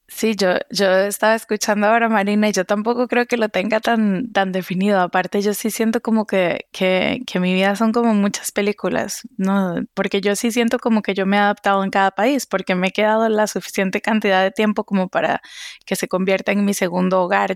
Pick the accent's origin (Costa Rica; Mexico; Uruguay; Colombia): Costa Rica; moved away as an adult; also born or lived in Seville / France; now in Boston, United States; soy de Costa Rica